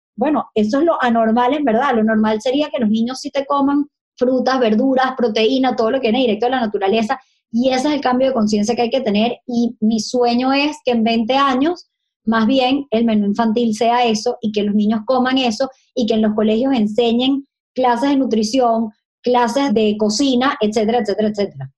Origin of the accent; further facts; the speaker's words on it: Caracas, Capital District, Venezuela; moved away; Yo estudio en la central, yo soy súper usevista